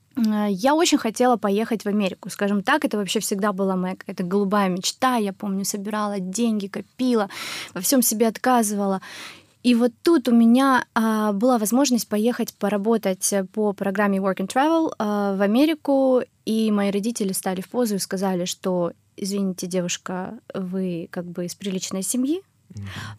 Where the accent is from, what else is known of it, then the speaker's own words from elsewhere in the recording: Russia; first language Russian; also born or lived in Germany; я вернулась в Россию, когда мне исполнилось 9 лет